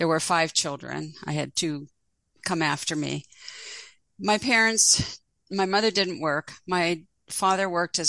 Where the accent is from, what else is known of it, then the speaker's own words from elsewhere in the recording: Pittsburgh, Pennsylvania, United States; I grew up in Pittsburgh, and I was born in 1949